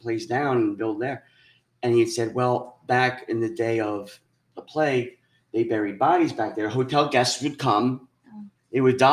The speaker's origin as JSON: {"language": "English", "region": "New Jersey", "country": "United States", "tie": "born or raised there", "said": "I grew up in Jersey."}